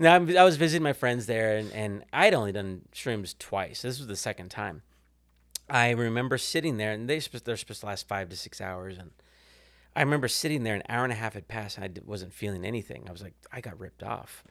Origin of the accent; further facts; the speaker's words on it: Kansas City, Missouri, United States; moved away as an adult; now in Fort Worth, United States; I grew up in Kansas City.